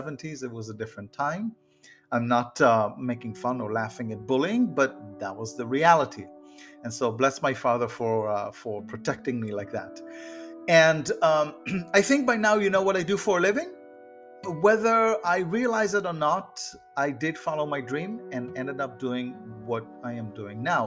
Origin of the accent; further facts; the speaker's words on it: Haifa, Haifa District, Israel; now in Florida, United States; I grew up in Israel and I grew up in a suburb of the city Haifa